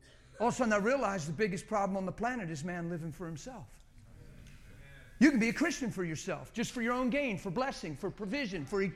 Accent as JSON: {"language": "English", "country": "United States", "said": "I'm an American"}